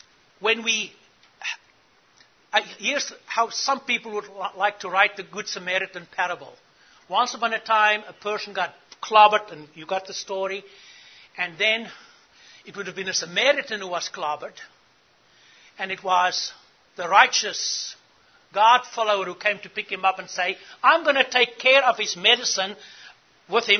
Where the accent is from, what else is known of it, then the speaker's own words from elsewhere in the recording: South Africa; I grew up in South Africa.